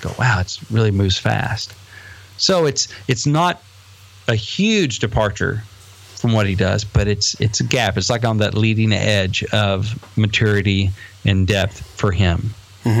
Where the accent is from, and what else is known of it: Batesville, United States; born or raised there